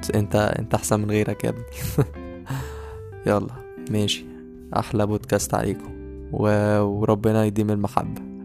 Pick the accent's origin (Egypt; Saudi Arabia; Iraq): Egypt; Beheira; moved away as an adult; also born or lived in Cairo (university city, Ain Shams); now in Cairo, Egypt; أنا مغترب لأن أنا أصلا من البحيرة